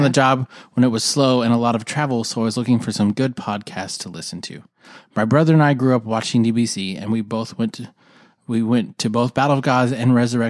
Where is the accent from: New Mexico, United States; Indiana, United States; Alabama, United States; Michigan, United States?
New Mexico, United States; Albuquerque; I'm not going to give your last name, but you know who you are. And I'm from Albuquerque, New Mexico.